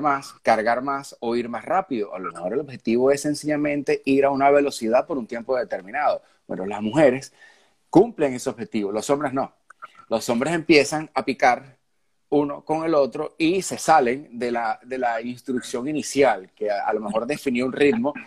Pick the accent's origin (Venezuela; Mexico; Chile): Venezuela